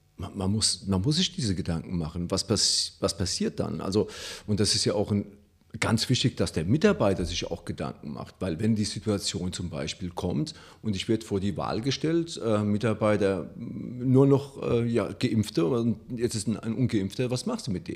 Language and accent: German; Italy; now in Germany; ich als Italiener